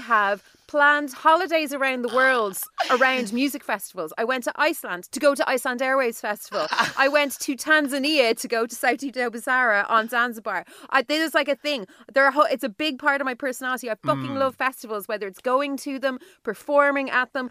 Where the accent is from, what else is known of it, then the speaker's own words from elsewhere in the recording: Dublin, Leinster, Ireland; moved away; I am in the city centre of Dublin, my hometown